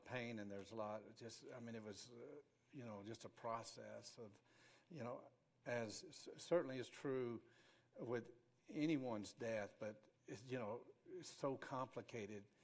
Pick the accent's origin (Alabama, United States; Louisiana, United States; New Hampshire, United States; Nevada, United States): Alabama, United States; Grady; growing up in Grady